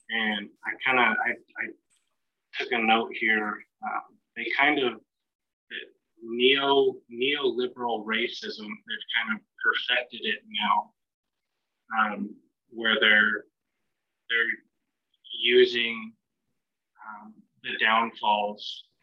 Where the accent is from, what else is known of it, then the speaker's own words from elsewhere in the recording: Utah, United States; now in Oregon, United States; I'm originally from Utah